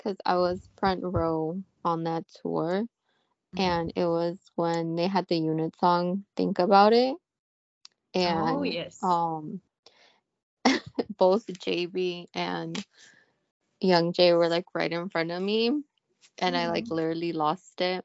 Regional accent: Chicago, Illinois, United States; I'm from Chicago, the windy city

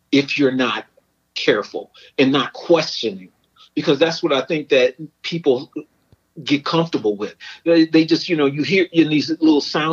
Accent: Chicago, Illinois, United States; I grew up in Chicago

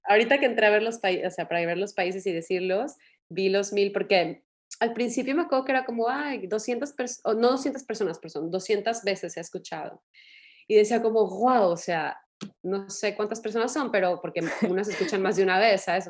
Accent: Mexico; así somos eh, los mexicanos

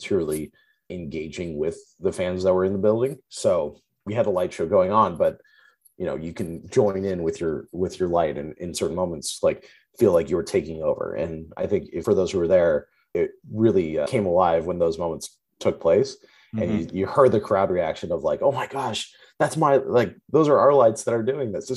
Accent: Orange County, California, United States; also born or lived in Seattle; I'm from the Orange County area in California

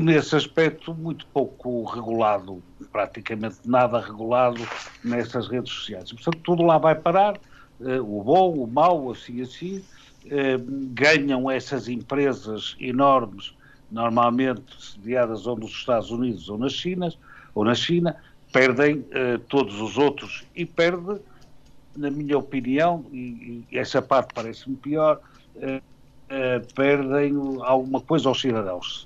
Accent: Porto, Norte, Portugal; nasci no Porto, fez na segunda-feira 63 anos

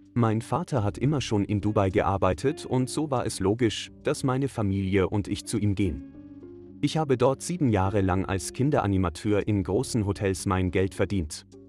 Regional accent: Austria; als Österreicherin

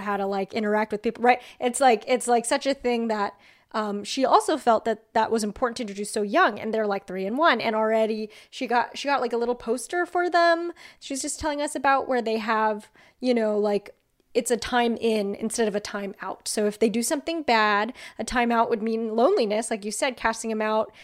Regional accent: outside of Los Angeles, California, United States; I'm from outside of Los Angeles

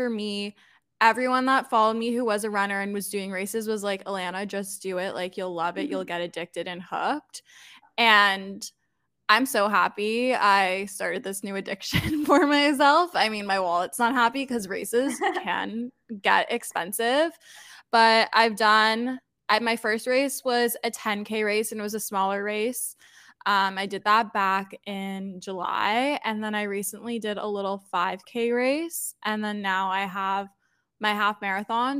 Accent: Toronto, Ontario, Canada; I'm born and raised in Toronto, Canada.

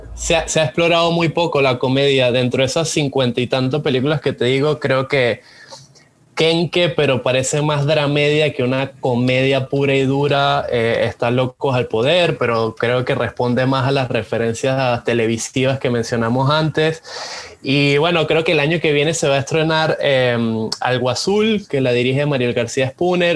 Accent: Venezuela; moved away as an adult; now in Panama; yo soy extranjero, yo soy venezolano, pero ya tengo como más de 10 años aquí en Panamá

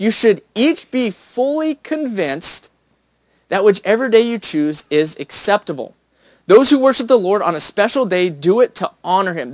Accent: United States; as an American

